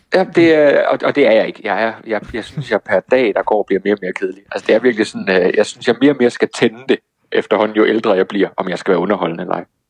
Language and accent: Danish; Toftlund, Southern Denmark, Denmark; moved away; er jeg i min hjemby. Toftlund nede ja. i Sønderjylland